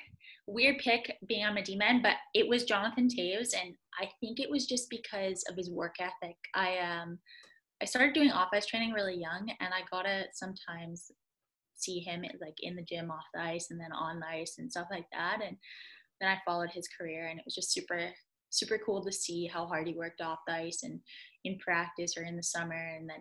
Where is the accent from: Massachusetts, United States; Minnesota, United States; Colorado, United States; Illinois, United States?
Massachusetts, United States; Boston; I'm from Boston. I got to know that, so.